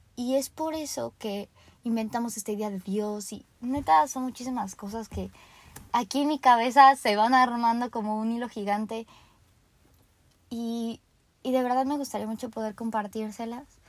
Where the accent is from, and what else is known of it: Mexico